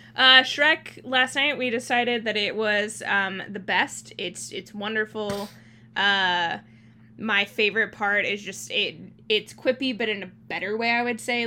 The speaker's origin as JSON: {"language": "English", "country": "Thailand", "tie": "born or raised there", "moved": "yes", "said": "I grew up in Thailand"}